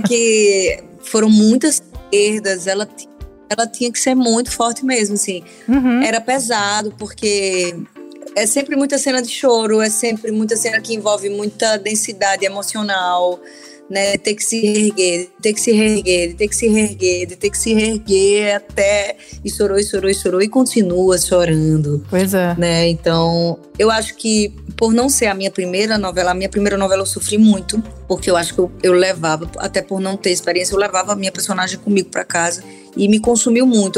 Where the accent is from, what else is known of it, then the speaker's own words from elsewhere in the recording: Paraíba, Brazil; now in Rio de Janeiro, Brazil; sou paraibana, o Maranhão tem um sotaque dele, eu tive que correr atrás, né? O ti, o di é diferente do meu ti